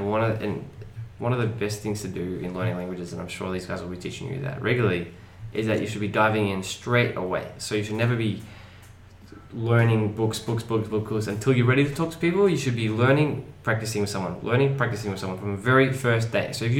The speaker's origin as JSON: {"language": "English", "town": "Melbourne", "region": "Victoria", "country": "Australia", "moved": "yes", "lives_now": "Santiago, Chile", "said": "I'm from Melbourne"}